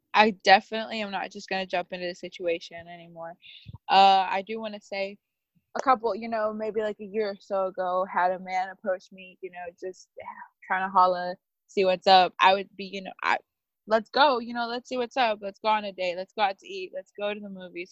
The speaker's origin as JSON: {"language": "English", "town": "Naples", "region": "Florida", "country": "United States", "said": "I'm from Naples, Florida"}